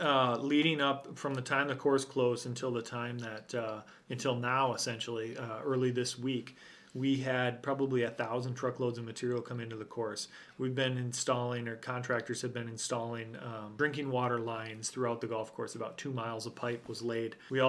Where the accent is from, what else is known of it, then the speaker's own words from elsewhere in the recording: Minnesota, United States; I mentioned my pride in being a Minnesotan and how I feel and how I feel pride at the shape of the state when I see that outline.